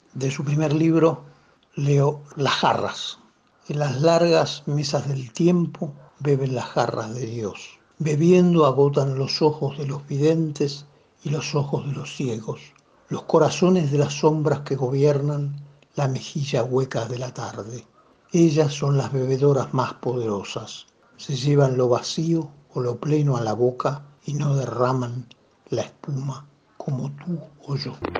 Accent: Buenos Aires, Argentina; yo soy porteño

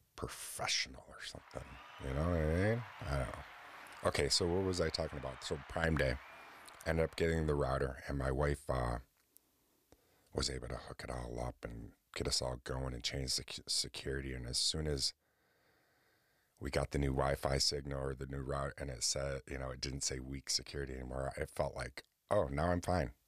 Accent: Oswego, New York, United States; right here in Oswego, New York, my hometown

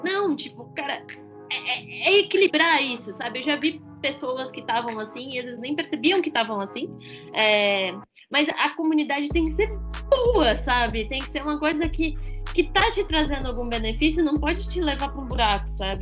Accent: São Paulo, Brazil; eu sou de São Paulo

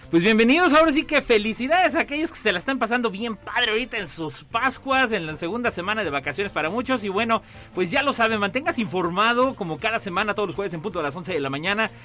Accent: San Luis Potosí, Mexico; los que somos potosinos

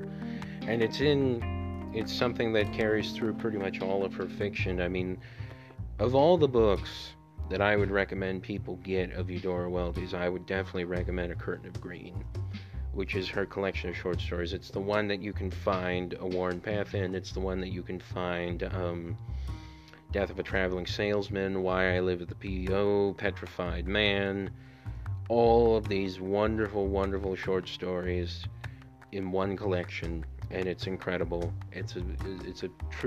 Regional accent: Honduras; my home country of Honduras

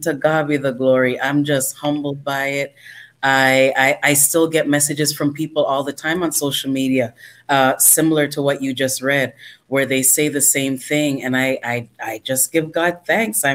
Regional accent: Toronto, Ontario, Canada; was born in Toronto, Canada. I am a Canadian citizen.

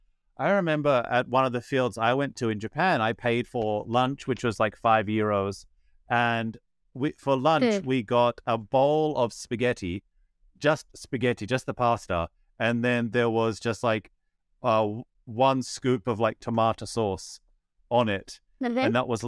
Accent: Australia; I'm Australian

